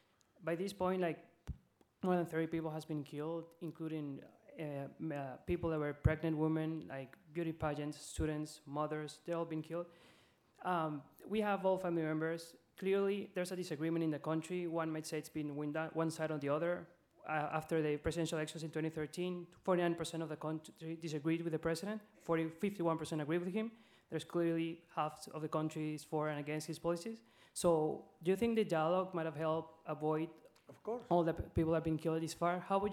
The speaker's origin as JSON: {"language": "English", "country": "Venezuela", "moved": "yes", "said": "I'm a graduate student here at the Kennedy School of Government. I'm also from Venezuela."}